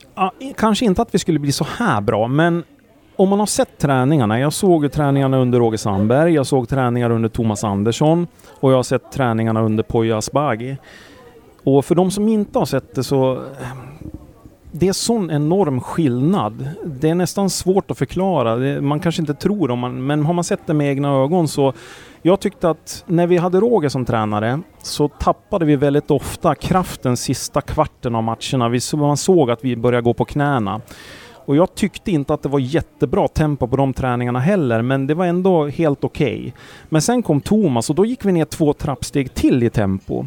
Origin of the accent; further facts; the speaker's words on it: Sandviken, Gävleborg County, Sweden; jag är från Sandviken